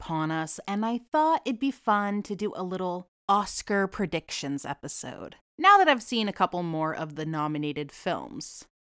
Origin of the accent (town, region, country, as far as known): Boston / New England, United States; accent: Boston / New England; now in Florida, United States